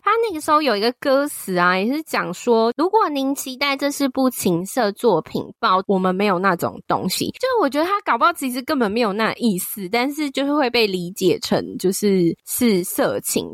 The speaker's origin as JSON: {"language": "Chinese", "country": "Taiwan", "said": "我是台湾的粉丝"}